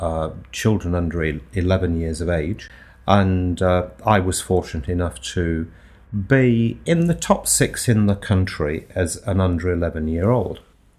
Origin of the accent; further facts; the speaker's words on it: Nottingham, East Midlands, United Kingdom; accent: Nottingham; and so consequently I've lost most of my Nottingham accent.